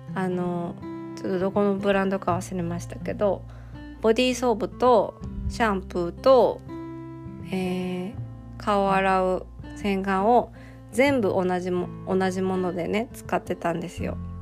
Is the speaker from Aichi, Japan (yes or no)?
yes; Toyota, Aichi, Japan; 地元の愛知県の豊田市